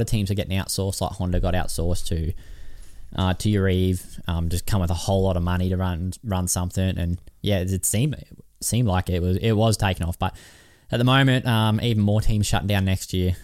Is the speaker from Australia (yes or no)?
yes; Australia; I'm from Australia